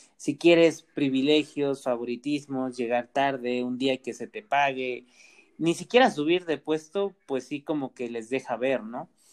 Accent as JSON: {"language": "Spanish", "country": "Mexico", "said": "como sociedad mexicana"}